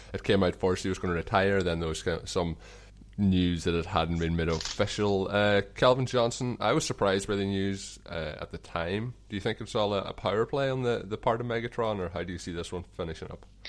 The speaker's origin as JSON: {"language": "English", "country": "Ireland", "accent": "Irish", "said": "my Irish accent"}